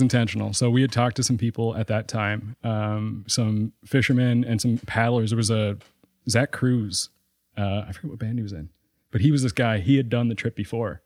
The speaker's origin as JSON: {"language": "English", "town": "Sydney Mines", "region": "Nova Scotia", "country": "Canada", "said": "I'm from Sydney Mines"}